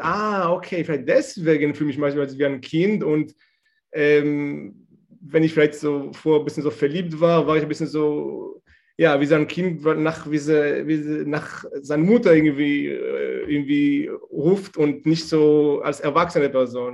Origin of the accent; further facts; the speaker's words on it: Israel; German is a second language; moved away as an adult; now in Germany; ich komme ursprünglich aus Israel